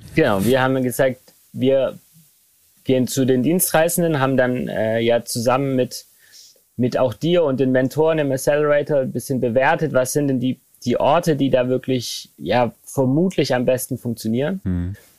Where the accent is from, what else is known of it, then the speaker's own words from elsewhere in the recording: Remseck, Baden-Württemberg, Germany; ich bin in Remseck aufgewachsen. Das ist äh, ein Ort zwischen Ludwigsburg und Stuttgart